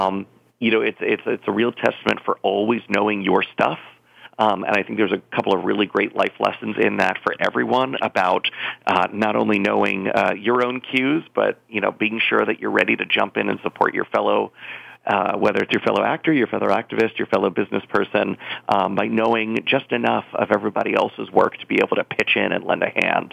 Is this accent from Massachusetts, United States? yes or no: no; South Florida, United States; moved away as an adult; also born or lived in New York; growing up in South Florida, where I was a young theater performer